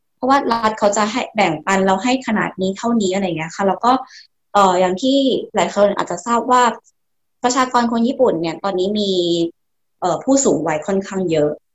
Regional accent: Thailand; moved away as an adult; now in Japan; เมืองไทยก็เป็นบ้านเกิดเรา

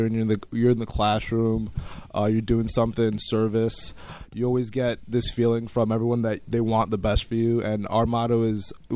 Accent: New York City, New York, United States; now in Mount Prospect, United States; I live in Mount Prospect, Illinois right now with Bobby, but I was born in the Bronx in New York

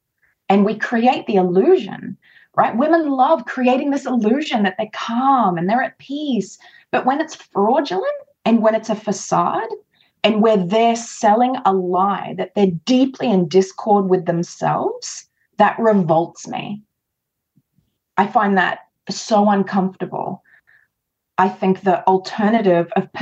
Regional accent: Australia; I am Australian

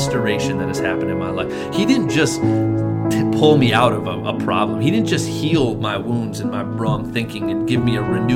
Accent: Madison, United States; I grew up right here in Madison

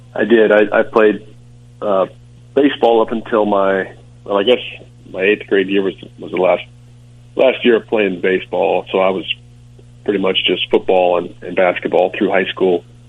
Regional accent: Rock Hill, South Carolina, United States; I'm from Rock Hill. It's a small town south of Charlotte, under the border um, in South Carolina

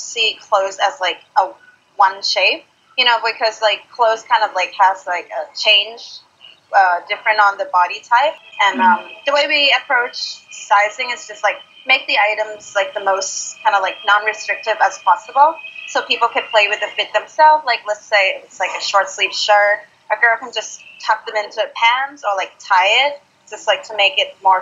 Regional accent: Thailand; now in Australia; growing up in Thailand

